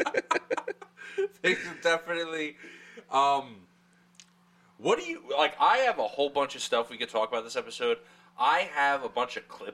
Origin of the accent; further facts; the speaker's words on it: Long Island, New York, United States; I grew up on Long Island